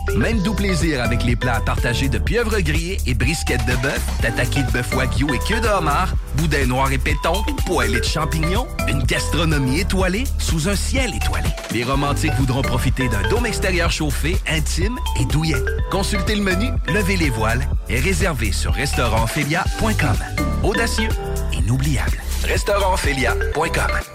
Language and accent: French; Montreal, Quebec, Canada; je viens de Montréal